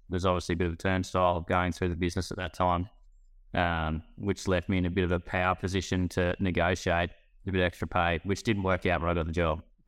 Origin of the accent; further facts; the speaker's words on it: Glen Innes, New South Wales, Australia; also born or lived in Brisbane; I'm from Gleneness in northern New South Wales. Um, grew up, mum and dad ran their own stock and station agency